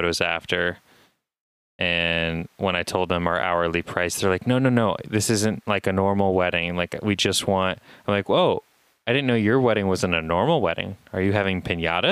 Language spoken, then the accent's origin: English; Indiana, United States; I'm from Indiana